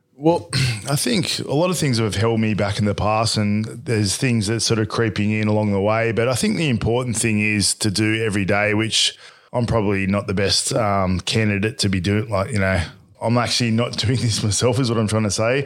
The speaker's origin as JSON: {"language": "English", "town": "Bradbury", "region": "New South Wales", "country": "Australia", "tie": "born or raised there", "said": "I was brought up in Bradbury"}